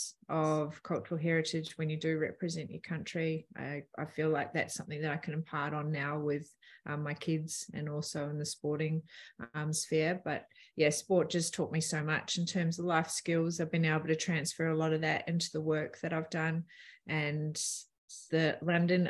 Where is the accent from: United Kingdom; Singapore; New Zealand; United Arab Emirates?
New Zealand; Palmerston North, Manawatū-Whanganui; I grew up in Palmerston North